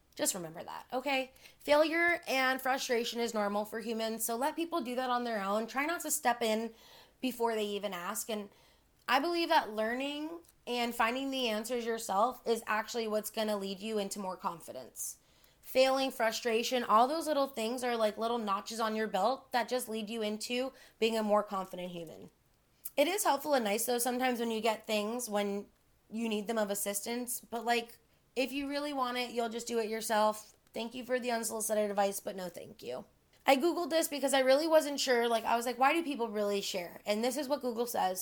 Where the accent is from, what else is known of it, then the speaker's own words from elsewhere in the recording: Miami, Florida, United States; I'm born and raised in Miami